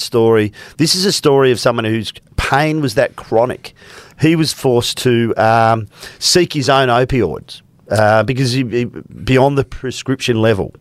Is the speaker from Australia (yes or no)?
yes; Melbourne, Victoria, Australia; now in Perth, Australia; I grew up in Melbourne, in the mud heaps of Melbourne, or outer east in Melbourne